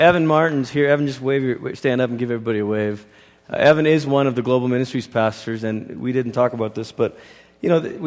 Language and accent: English; Malaysia; I grew up in Malaysia, and Christianity is not the dominant religion in Malaysia.